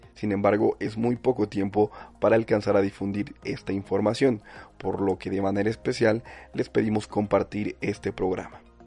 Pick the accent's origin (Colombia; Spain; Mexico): Mexico